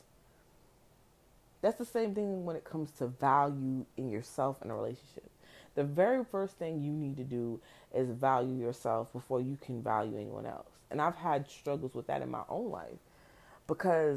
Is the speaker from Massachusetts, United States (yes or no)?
no; New Jersey, United States; moved away; also born or lived in the South; I grew up in Jersey